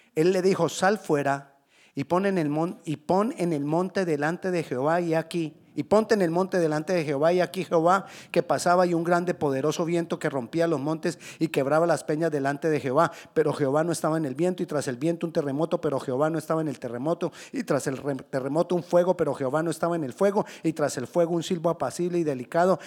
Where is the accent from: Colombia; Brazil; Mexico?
Colombia; yo soy colombiano